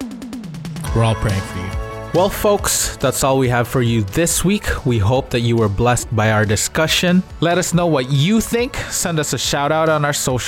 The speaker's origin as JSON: {"language": "English", "country": "Canada", "said": "we're from Canada."}